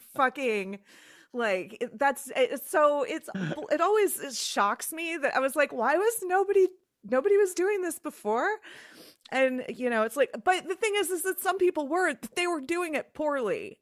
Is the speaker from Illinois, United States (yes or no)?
yes; Chicago, Illinois, United States; moved away as an adult; also born or lived in Twin Cities, Minnesota; I was from the Chicagoland area originally.